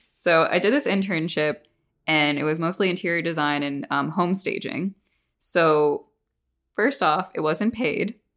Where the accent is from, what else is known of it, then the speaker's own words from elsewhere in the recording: Northeast, United States; now in Atlanta, United States; I'm from the Northeast where it's, like, you don't talk to your neighbors